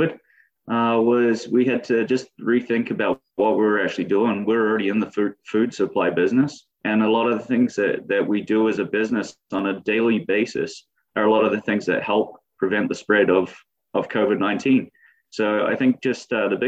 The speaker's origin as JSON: {"language": "English", "country": "New Zealand", "tie": "born or raised there", "also_born_or_lived": "United Kingdom / Norfolk County, Ontario, Canada", "moved": "as an adult", "lives_now": "Canada", "said": "I grew up in New Zealand. I grew up on a family-owned and operated apple farm."}